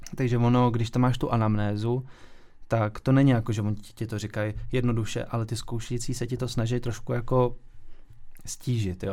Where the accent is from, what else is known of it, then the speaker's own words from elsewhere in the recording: Ústí nad Labem, Ústí nad Labem Region, Czechia; moved away; also born or lived in Weiden, Germany; jsem vlastně původem z Ústí, takže je to jako hodně pohraniční